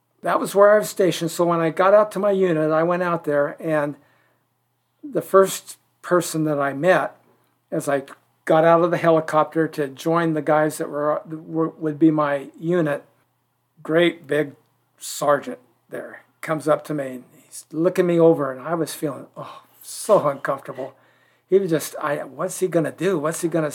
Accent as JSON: {"language": "English", "town": "Ashland", "region": "Oregon", "country": "United States", "tie": "born or raised there", "said": "I was born and raised in Ashland."}